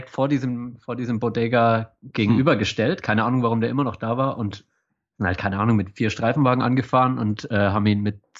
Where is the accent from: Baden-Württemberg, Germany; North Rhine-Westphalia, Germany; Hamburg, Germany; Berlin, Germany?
Baden-Württemberg, Germany; Ich bin ja auch Schwabe.